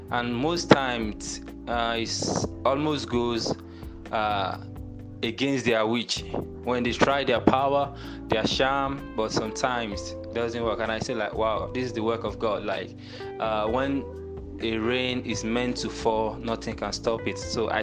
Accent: Nigeria; now in Accra, Ghana; I'm from Nigeria. I reside in Ghana, Accra.

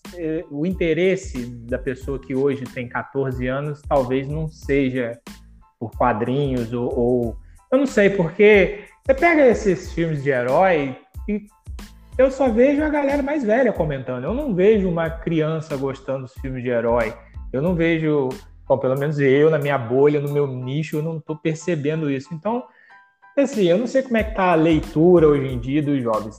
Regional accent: São Fidélis, Rio de Janeiro, Brazil; Eu sou mais interior ainda, sou de São Fidélis

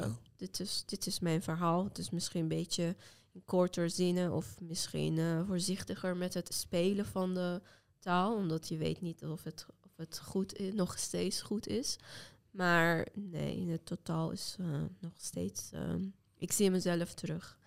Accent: Iran; first language Azerbaijani Turkish; Dutch is a second language; moved away as an adult; now in Netherlands; ik kom uit Turks sprekende deel van Iran. Dus eigenlijk mijn moedertaal is Turks

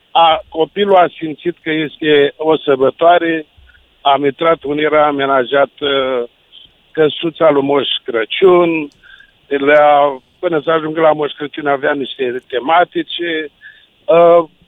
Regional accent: Brăila, Brăila County, Romania; Da, eu sunt din Brăila, deci rămân uh, dezamăgit uh, de unele orașe.

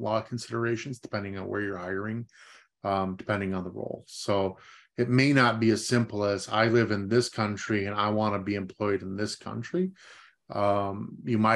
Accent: Iowa, United States; I was raised in Iowa and I don't speak a word of Russian at all

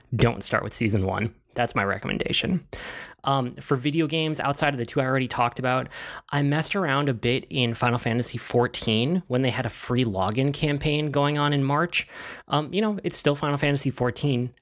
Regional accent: United States; I'm American

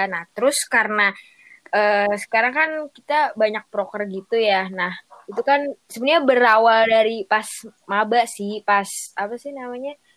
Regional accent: Jakarta, Indonesia; born there; gue tuh lahir di Jakarta ya

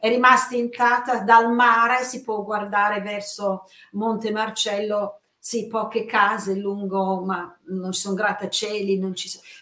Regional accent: England, United Kingdom; io essendo inglese, questo è un tratto molto importante

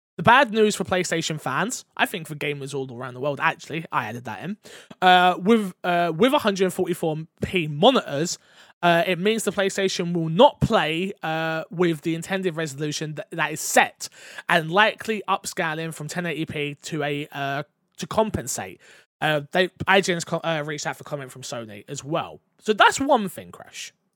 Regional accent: England, United Kingdom; as an English person

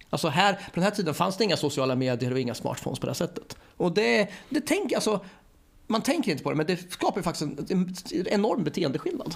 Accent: Örebro, Örebro County, Sweden; jag är också från Örebro precis som bröderna Fares

